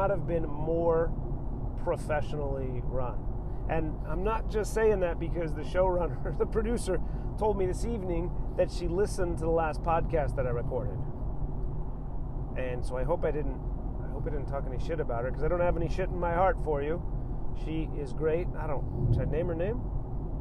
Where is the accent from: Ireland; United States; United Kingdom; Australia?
United States; Southern California; also born or lived in Chicago; now in Atlanta, United States; I was born in Chicago and then grew up in Southern California.